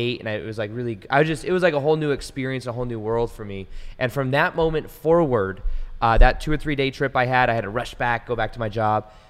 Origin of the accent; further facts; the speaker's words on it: Las Vegas, Nevada, United States; I was born and raised in Vegas and it's a desert here